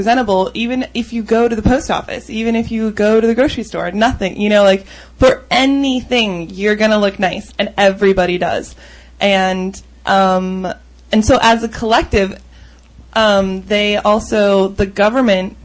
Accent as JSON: {"language": "English", "country": "United States", "said": "I'm the pretty stereotypical loud American"}